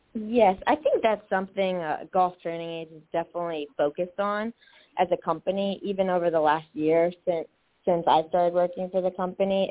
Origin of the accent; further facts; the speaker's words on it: Jupiter, Florida, United States; So my family, uh, pretty much born and uh, raised up in uh, Palm Beach, Jupiter area